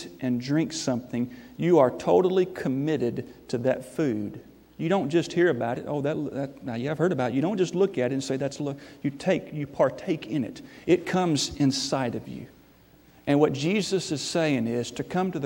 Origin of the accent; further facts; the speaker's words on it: Memphis, Tennessee, United States; moved away; I was from Memphis